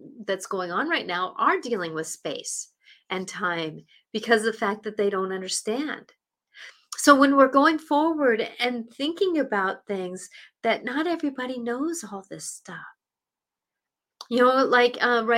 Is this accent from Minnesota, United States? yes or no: no; Seattle, Washington, United States; And I grew up in Seattle. I grew up basically 15 minutes from downtown